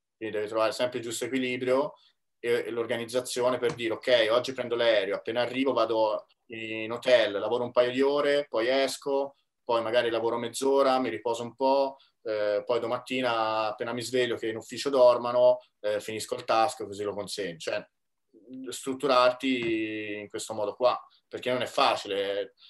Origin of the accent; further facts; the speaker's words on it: Tuscany, Italy; moved away as an adult; also born or lived in Milan; ho comprato casa in Toscana nel mio paese natale